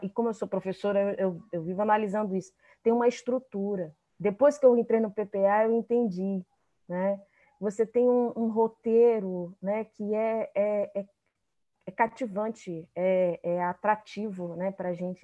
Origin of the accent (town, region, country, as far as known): Amazonas, Brazil; also born or lived in Rio de Janeiro